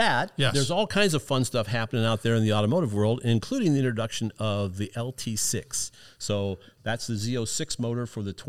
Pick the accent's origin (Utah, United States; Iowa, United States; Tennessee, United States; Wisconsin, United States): Iowa, United States; I'm originally from Iowa. My parents grew up there. My dad was in the Marine Corps, so he moved us all over the place